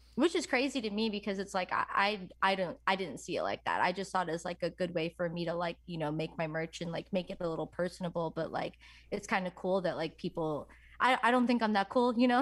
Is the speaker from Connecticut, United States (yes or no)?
no; New York, United States; I'm from New York